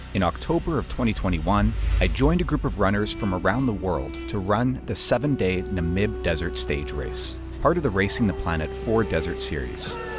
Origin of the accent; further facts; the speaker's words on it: Vancouver, British Columbia, Canada; I'm born and raised in Vancouver, Canada, over here on the West Coast, British Columbia. Um, I've lived here my entire life